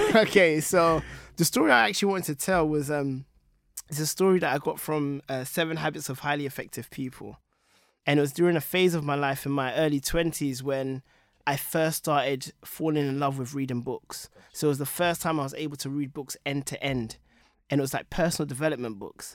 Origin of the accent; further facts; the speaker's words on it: London, United Kingdom; growing up in Tottenham, I felt like I was growing up relatively poor in the ghetto.